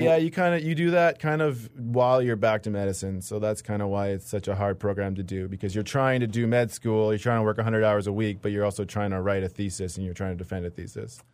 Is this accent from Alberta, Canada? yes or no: no; British Columbia interior, Manitoba, Canada; moved away as an adult; also born or lived in Toronto; now in Winnipeg, Canada; I grew up in Manitoba a little bit, grew up in B C. uh, in the interior.